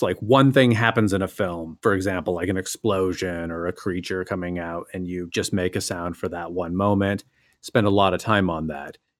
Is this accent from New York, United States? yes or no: no; Boise, Idaho, United States; moved away as an adult; also born or lived in Vancouver; I was in the process of moving from Vancouver back to my hometown of Boise, Idaho